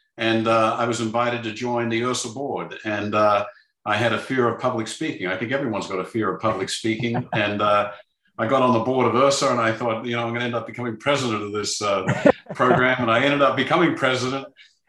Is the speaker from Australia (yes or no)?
yes; Melbourne, Victoria, Australia; born there; The first situation is I was born in Melbourne, Australia.